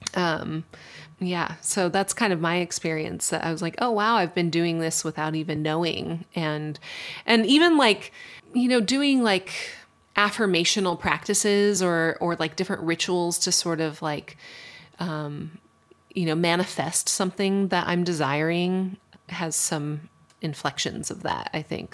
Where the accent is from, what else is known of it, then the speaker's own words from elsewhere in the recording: Colorado Springs, Colorado, United States; where I grew up in Colorado Springs, Colorado, it's a super conservative place.